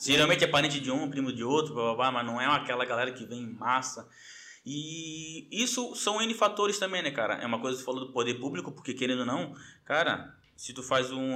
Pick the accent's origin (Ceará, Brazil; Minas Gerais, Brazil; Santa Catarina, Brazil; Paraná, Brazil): Santa Catarina, Brazil; Florianópolis; manezinho da ilha, é, nascido e criado ali no Caíra de Saco de Mães que é passando ali o centro